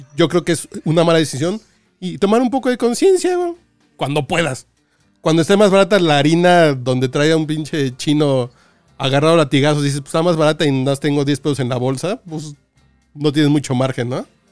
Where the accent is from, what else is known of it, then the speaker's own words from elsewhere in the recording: Mexico City, Mexico; pues soy mexicano, cabrón, soy de Tacubaya, soy más pinche barrio que otra cosa